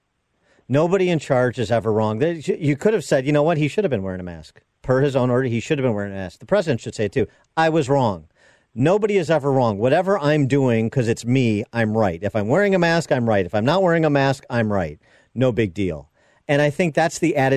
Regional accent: Illinois, United States; my home state of Illinois

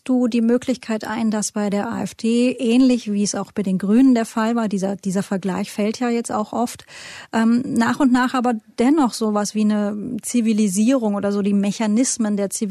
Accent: Hesse, Germany; ich komme ja aus Hessen.

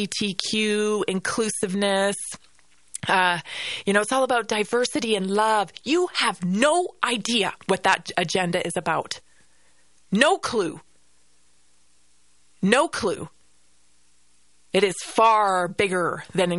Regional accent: Canada; now in United States; the Canada I grew up

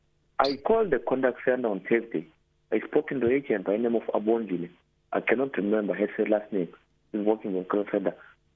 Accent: Eastern Cape, South Africa; I'm from Eastern Cape, as you stated

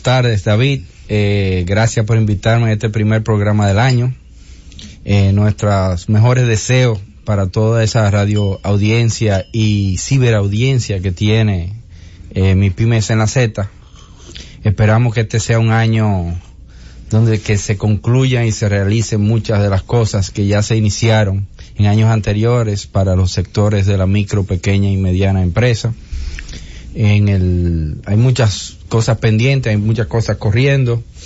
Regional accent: Dominican Republic; nuestra identidad. ¿Tú me entiendes? Como dominicanos en esa zona

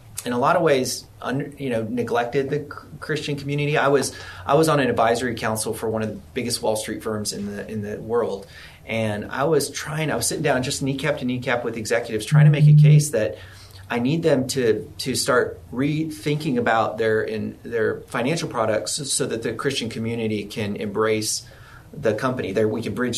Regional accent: Texas, United States; I'm from Texas, I'm pure Texan

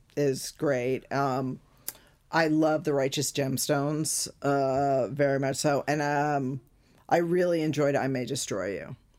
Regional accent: United States; as an American

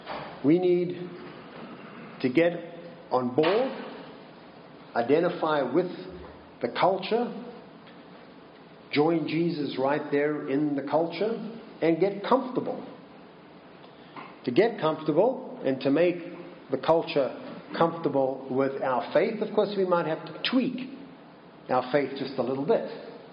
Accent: Minnesota, United States; I say, "I'm from Minnesota." Which is true, but it doesn't quite explain the accent, does it? Because it's not a Minnesotan accent either.

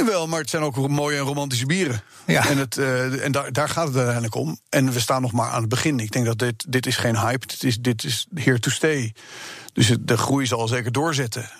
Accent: Amsterdam, North Holland, Netherlands; also born or lived in United States; ik ben opgegroeid in Amsterdam

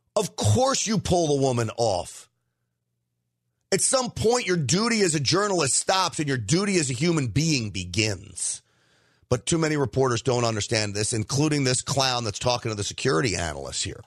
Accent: United States; I'm an American first

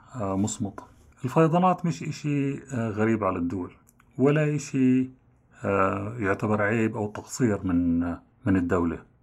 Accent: Jordan; عندنا في الأردن

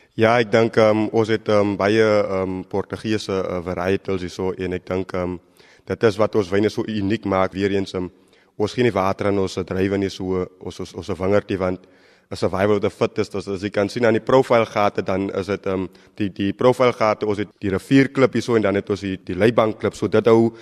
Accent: South Africa; my as 'n Suid-Afrikaner

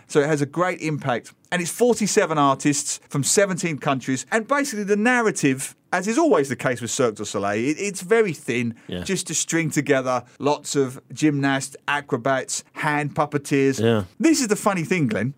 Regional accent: London, United Kingdom; now in Singapore; growing up in East London

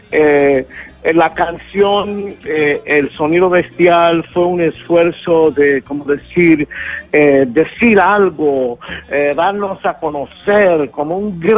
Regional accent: Brooklyn, New York, United States; born there; Yo nací en Brooklyn, Nueva York, de padres puertorriqueños

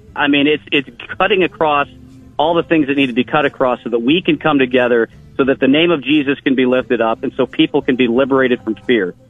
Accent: Olmsted Falls, Ohio, United States; also born or lived in Cleveland, Ohio; I was born in Cleveland, Ohio. I was raised in Olmsted Falls.

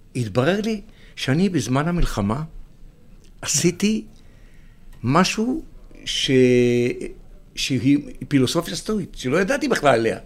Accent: Israel; אני, אני קיבוצניק

